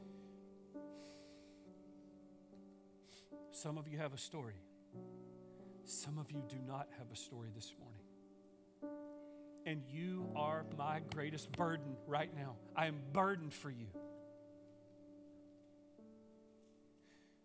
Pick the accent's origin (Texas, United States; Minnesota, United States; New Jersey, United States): Texas, United States; East; now in Longview, United States; I'm from East Texas, and when we moved back to Longview